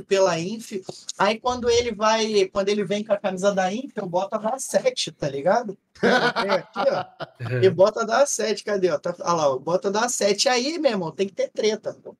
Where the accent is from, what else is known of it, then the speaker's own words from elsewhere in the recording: Rio de Janeiro, Brazil; a gente é carioca